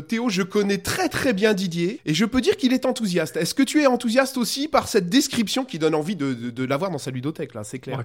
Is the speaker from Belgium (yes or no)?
yes; Belgium; je suis belge